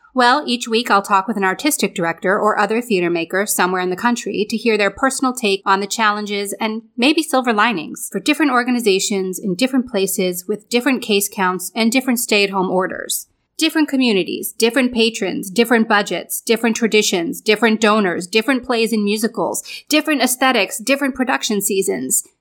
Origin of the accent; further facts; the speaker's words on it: Lake George, New York, United States; now in New York City, United States; I grew up in Lake George, New York, which I like to say is a small town with a very big lake